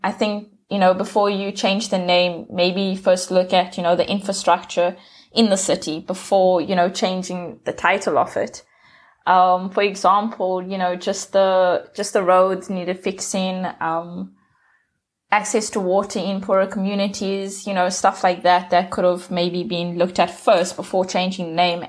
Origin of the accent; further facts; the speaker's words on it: South Africa; I'm from South Africa.